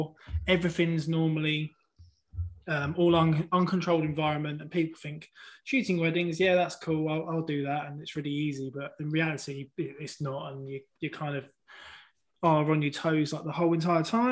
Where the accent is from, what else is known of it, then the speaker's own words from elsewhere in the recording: England, United Kingdom; I'm from England